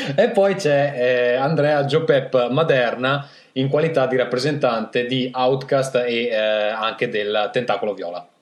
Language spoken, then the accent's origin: Italian; Italy; sono italiano